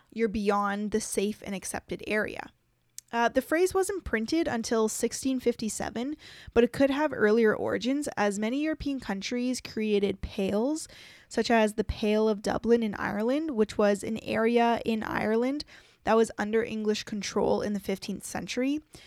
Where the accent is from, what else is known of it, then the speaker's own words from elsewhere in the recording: Canada; us as Canadians